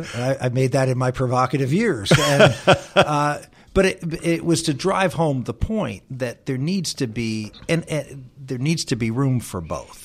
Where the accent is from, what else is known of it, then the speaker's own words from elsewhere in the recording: Pittsburgh, Pennsylvania, United States; the one guy was from my hometown, was from Pittsburgh